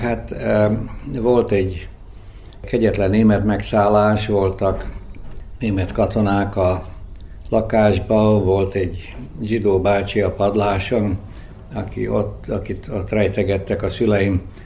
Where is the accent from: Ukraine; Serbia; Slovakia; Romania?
Serbia; Zrenjanin, Vojvodina; first language Hungarian; moved away; also born or lived in Belgrade; egy ismert családhoz tartoztam. Kicsit fontoskodásnak tűnik, de hát Becskéreken ez egy, ez egy tény volt akkor.